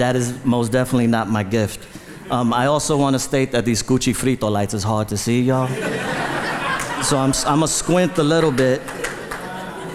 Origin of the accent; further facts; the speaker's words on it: New York City, New York, United States; I was born in the Bronx, in the South Bronx, lived in the Bronx my whole life